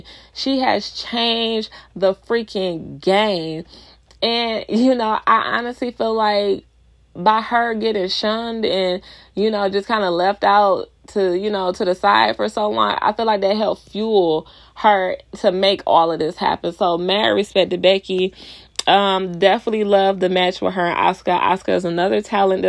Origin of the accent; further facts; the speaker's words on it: Detroit, Michigan, United States; I'm from Detroit, we have our own type of jargon, our own type of slang